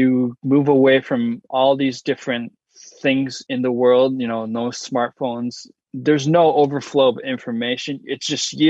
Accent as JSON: {"language": "English", "country": "United States", "said": "I'm American, Japanese-American, and I didn't grow up in Japan"}